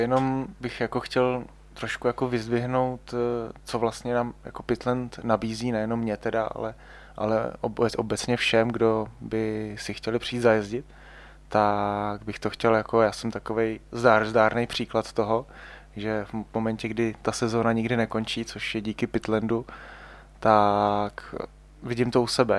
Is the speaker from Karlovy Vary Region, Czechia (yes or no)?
no; Ústí nad Labem Region, Czechia; já jsem vlastně původem z Ústeckého kraje